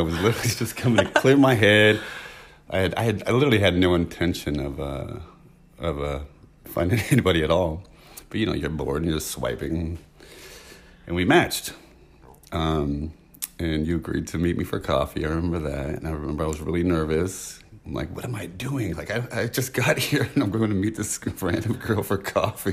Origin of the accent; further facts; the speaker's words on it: San Francisco, California, United States; I'm from San Francisco